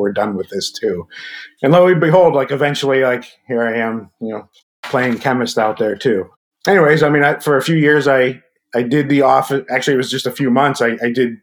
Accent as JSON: {"language": "English", "town": "Pittsburgh", "region": "Pennsylvania", "country": "United States", "said": "I am from the Pittsburgh area"}